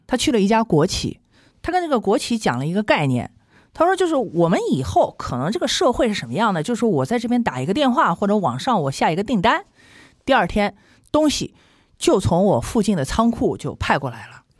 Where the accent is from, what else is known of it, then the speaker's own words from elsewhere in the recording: China; 是我们中国人一路发展以来，每个人身上都要背负的原罪。